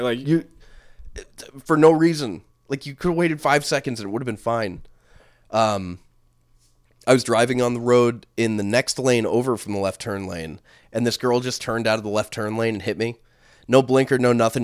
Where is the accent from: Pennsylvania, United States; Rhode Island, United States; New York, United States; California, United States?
Rhode Island, United States; we're from Rhode Island.